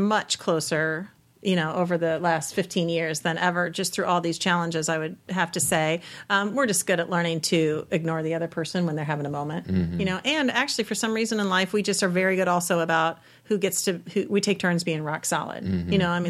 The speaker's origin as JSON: {"language": "English", "region": "Texas", "country": "United States", "said": "I'm from Texas. Remember when you went to Texas to pick me up?"}